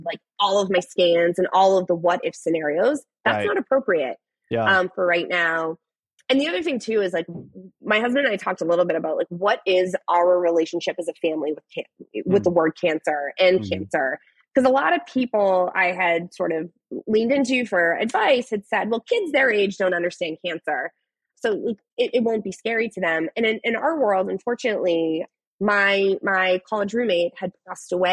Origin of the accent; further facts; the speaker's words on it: Boston, Massachusetts, United States; we're all from the Boston area.